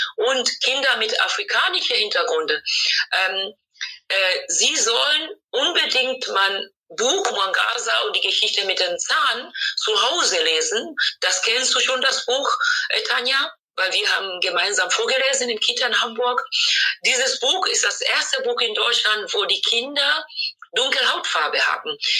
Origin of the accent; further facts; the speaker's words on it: Tanzania; German is a second language; now in Germany; das Land, wo ich geboren bin, Tansania